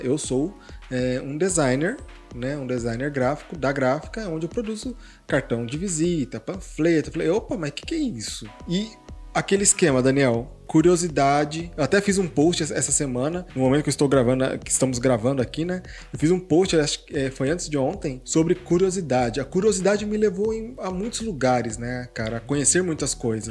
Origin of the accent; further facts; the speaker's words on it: Hortolândia, São Paulo, Brazil; Eu moro aqui em Hortolândia desde os 5 anos de idade